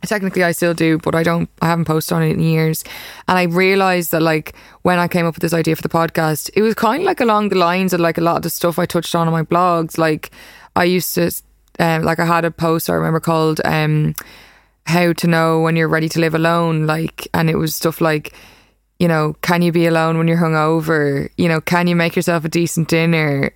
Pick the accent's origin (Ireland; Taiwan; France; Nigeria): Ireland; moved away as an adult; now in New York, United States; I'm a photographer from Ireland